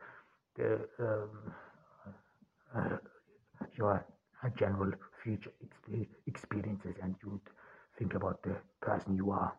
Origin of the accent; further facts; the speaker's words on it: Austria; I grew up in Austria on the countryside.